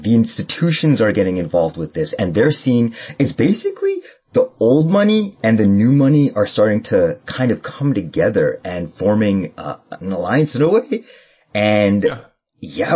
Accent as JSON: {"language": "English", "country": "Canada", "said": "I'm from Canada"}